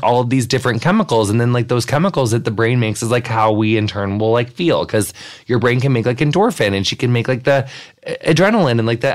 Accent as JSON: {"language": "English", "region": "Midwest", "country": "United States", "said": "I'm from the Midwest"}